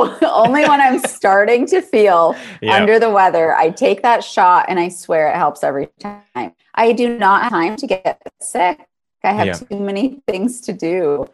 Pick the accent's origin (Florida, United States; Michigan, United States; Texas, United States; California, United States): Michigan, United States; accent: Yooper; So I'm originally from the Upper Peninsula. I am a Youper. That's what they say.